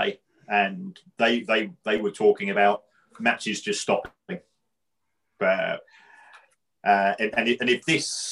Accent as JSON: {"language": "English", "region": "London", "country": "United Kingdom", "said": "I'm from the Elephant myself"}